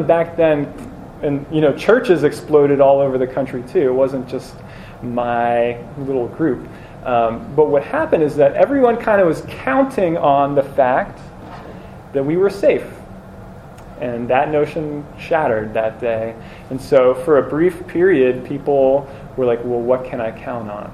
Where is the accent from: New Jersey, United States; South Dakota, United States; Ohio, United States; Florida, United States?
New Jersey, United States; I grew up in New Jersey